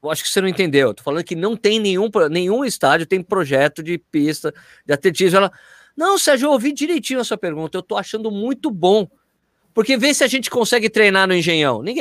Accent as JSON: {"language": "Portuguese", "region": "São Paulo", "country": "Brazil", "lives_now": "Jundiaí, Brazil", "said": "eu ter mudado aqui para Jundiaí, eu tenho dois motivos, sempre falo isso. O primeiro motivo, é, eu sou de São Paulo, né?"}